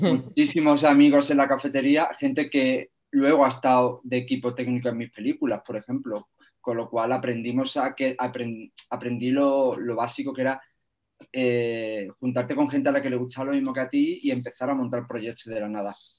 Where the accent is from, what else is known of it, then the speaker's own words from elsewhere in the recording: Algodonales, Andalusia, Spain; yo soy un pueblo muy pequeñito de Argodonales, que no tenía cine